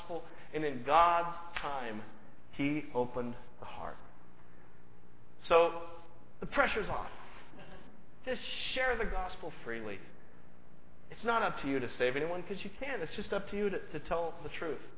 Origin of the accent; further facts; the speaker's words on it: United States; I'm just an American